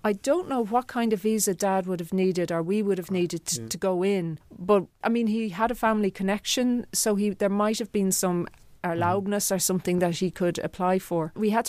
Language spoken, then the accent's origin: English; Ireland; You know, I feel very connected to being Irish, but I also feel very connected to being somebody with roots on the mainland continent.